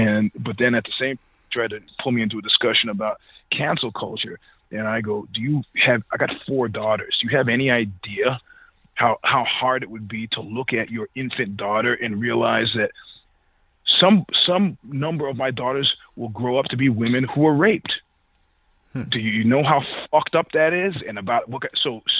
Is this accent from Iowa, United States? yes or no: no; New York, United States; I'm a New Yorker